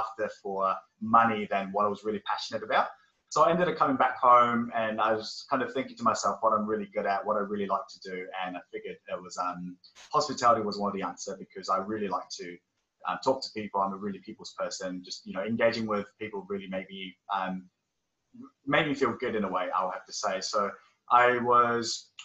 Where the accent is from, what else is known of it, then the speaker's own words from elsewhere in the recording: Auckland, New Zealand; also born or lived in South Korea; I'm originally from South Korea. My family emigrated to New Zealand back in 2001 when I was about 9 years old. And ever since I've been living in, living in Auckland